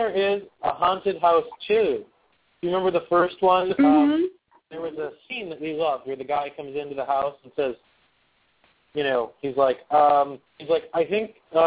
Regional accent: Pennsylvania, United States; I'm from Pennsylvania

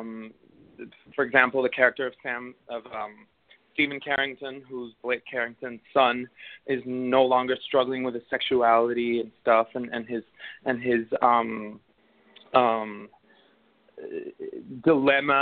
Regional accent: Caracas, Capital District, Venezuela; moved away as an adult; also born or lived in South Florida; now in Los Angeles, United States; was born and raised in Venezuela, in Caracas, Venezuela, and I lived there up until I was 19.

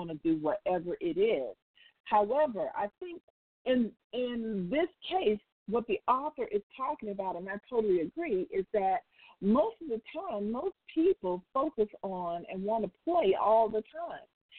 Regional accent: United States; I don't live anywhere else outside of the U.S., so I can only talk about being an American

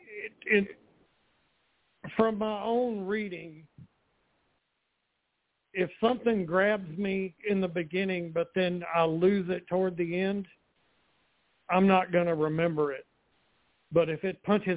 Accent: Montgomery, Alabama, United States; my hometown of Montgomery, Alabama

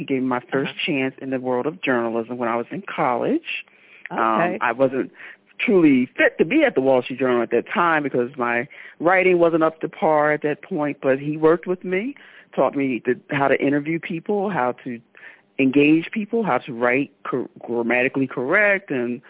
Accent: Philadelphia, Pennsylvania, United States; Okay, I was born and raised in Philadelphia, Pennsylvania.

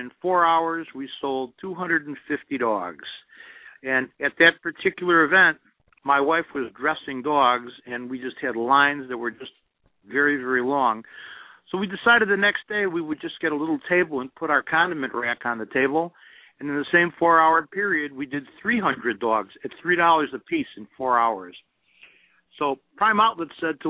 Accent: Chicago, Illinois, United States; also born or lived in Carbondale, Illinois; I, you know, was born and raised in Chicago

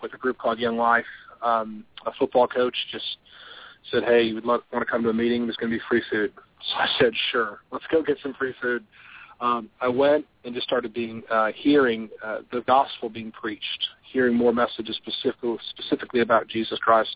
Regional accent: Palatine, Illinois, United States; now in Rock Hill, United States; I was raised outside Chicago in a town called Palatine, Illinois

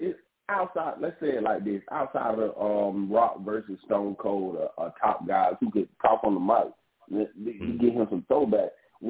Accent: the South, United States; I'm growing up in the South, and then growing up in the hood

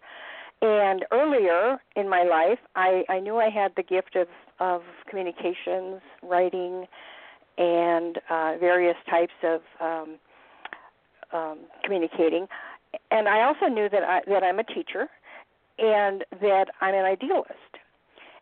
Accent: Montana, United States; moved away as an adult; also born or lived in Los Angeles; I was back in Montana, which is my home state

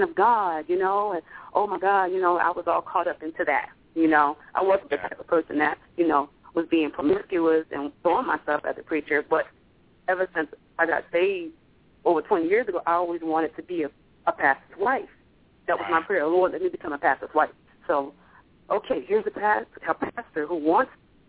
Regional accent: New Orleans, Louisiana, United States; moved away; also born or lived in Georgia / Arkansas; I'm originally from New Orleans

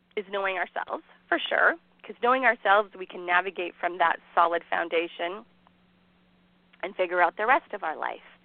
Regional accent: Canada; I am Canadian

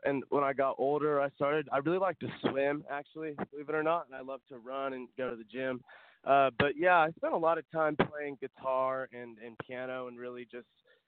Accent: Seattle, Washington, United States; moved away; I grew up in Seattle, Washington, where country music is actually pretty big

